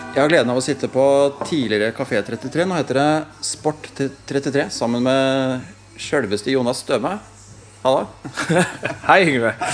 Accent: Stabæk, Akershus, Norway; Jeg er fra Stabæk

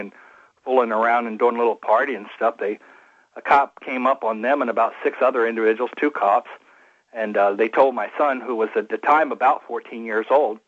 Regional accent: Cape May, New Jersey, United States; moved away as an adult; I came here from the East Coast in 1979 when I was a young man

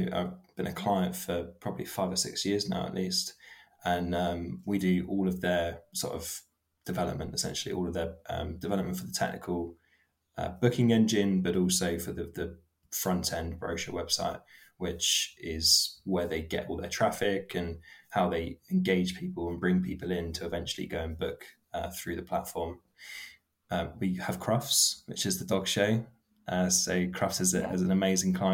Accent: Bournemouth, South West England, United Kingdom; also born or lived in Poole; So I'm from Bournemouth. I've always been in Poole and Bournemouth my whole life.

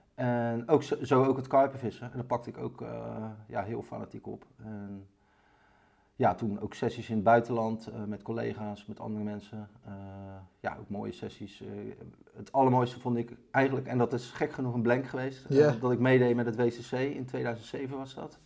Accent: Barendrecht, South Holland, Netherlands; accent: Rotterdam; ik ben opgegroeid in Baarnrecht, onder de rook van Rotterdam. Ja voel me ook altijd wel een beetje een Rotterdammer. Dat kunnen jullie ook aan mijn stem horen waarschijnlijk

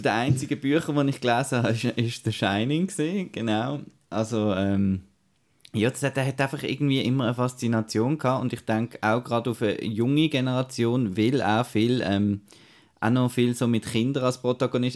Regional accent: Switzerland; bei uns in der Schweiz

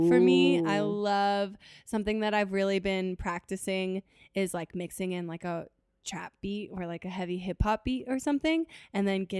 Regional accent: West Coast, United States; I feel like because I grew up, I kind of consider myself to say that I grew up on the West Coast.

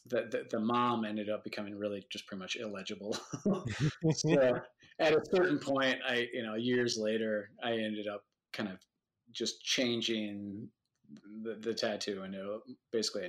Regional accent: Madison, Wisconsin, United States; I grew up in Madison, Wisconsin

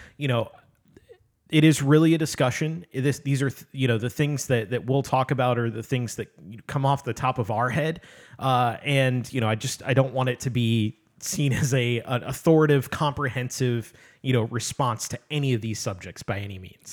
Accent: Midwest, United States; I come from the Midwest

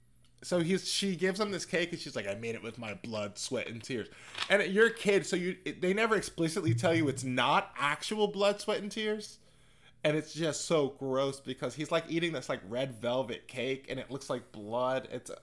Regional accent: South Florida, United States; also born or lived in Baltimore; now in New York, United States; I'm from South Florida.

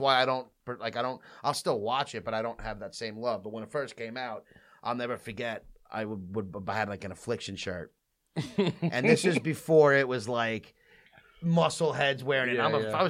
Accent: Farmingdale, United States; This is my hometown.

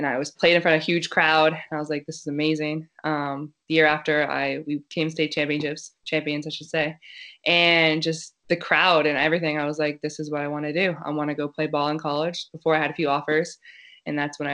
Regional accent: Hamilton, Ontario, Canada; moved away; also born or lived in Pennsylvania / Ohio; I grew up in Hamilton, Ontario, which is just like outside of Toronto in between Toronto and Niagara.

